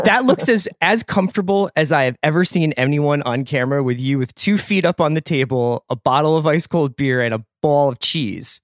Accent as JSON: {"language": "English", "town": "Philadelphia", "region": "Pennsylvania", "country": "United States", "tie": "born or raised there", "said": "as a kid growing up in Philadelphia"}